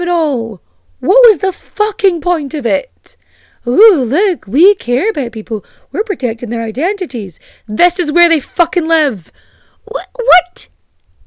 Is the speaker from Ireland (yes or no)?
yes; Ireland; accent: Culchie Donegal farmer; I've lived in Ireland most of my life and I cannot do an Irish accent. Maybe like a Colchie Donegal farmer person. Because that's kind of how my accent swings sometimes